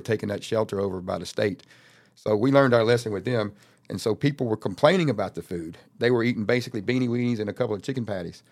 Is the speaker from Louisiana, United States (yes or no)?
yes; Louisiana, United States; I'm from Louisiana. I got a duffel bag. I came here two days ago